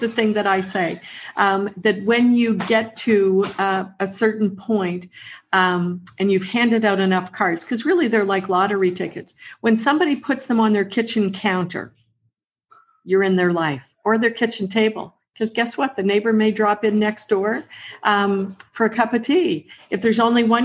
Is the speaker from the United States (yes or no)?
no; near Peggy's Cove, Nova Scotia, Canada; I grew up down near Peggy's Cove